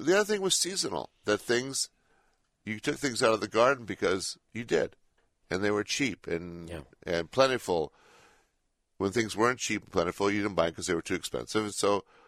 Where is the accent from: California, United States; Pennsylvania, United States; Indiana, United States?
California, United States; Berkeley; I grew up in Berkeley